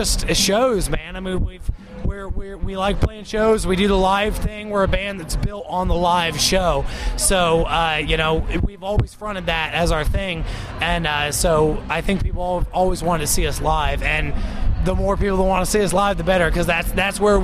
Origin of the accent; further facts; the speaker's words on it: Columbus, Ohio, United States; We're Columbus natives